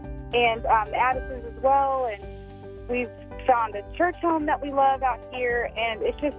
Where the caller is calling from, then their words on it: Mississippi, United States; also born or lived in Texas; Hi, I'm … from Mississippi, and AFR has blessed my life so much. I moved here from Texas about 2 years ago